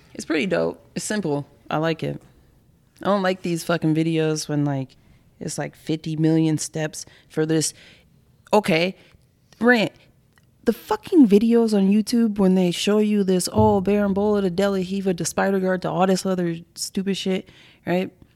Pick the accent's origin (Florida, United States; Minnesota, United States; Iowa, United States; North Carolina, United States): Minnesota, United States; Minneapolis; I grew up in Minneapolis